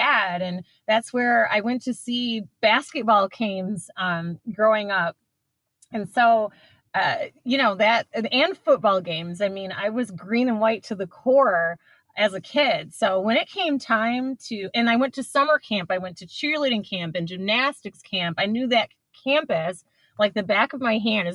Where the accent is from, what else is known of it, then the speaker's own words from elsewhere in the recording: East Lansing, Michigan, United States; now in Detroit, United States; I grew up on Michigan State's campus. I was born in Detroit. My parents moved to Lansing, East Lansing, when I was 2 years old